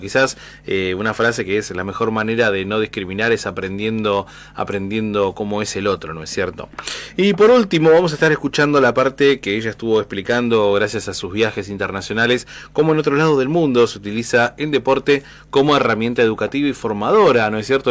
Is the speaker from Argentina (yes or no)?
yes; Argentina; en nuestro país